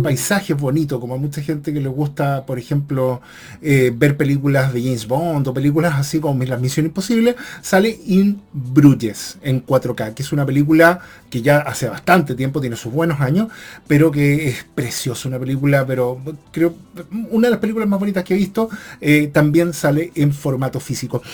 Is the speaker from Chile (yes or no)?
yes; Chile; en mi caso soy chileno